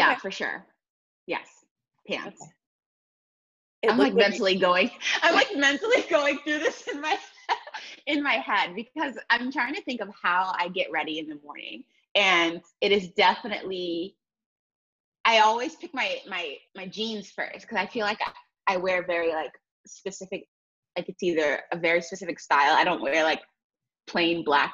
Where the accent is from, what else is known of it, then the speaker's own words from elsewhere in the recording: New York City, New York, United States; moved away as an adult; now in Atlanta, United States; I'm originally from, born and raised in New York City, but now I live in Atlanta, Georgia